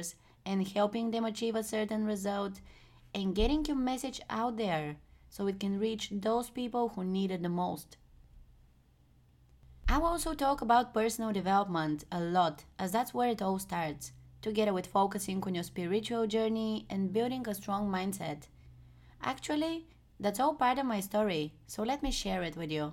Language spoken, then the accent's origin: English; Bulgaria; moved away as an adult; now in Amsterdam, Netherlands; I'm from Bulgaria, a small country in Europe